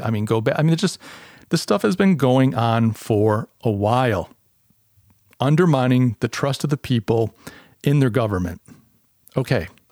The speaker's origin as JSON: {"language": "English", "country": "United States", "said": "the U S, my, my home country"}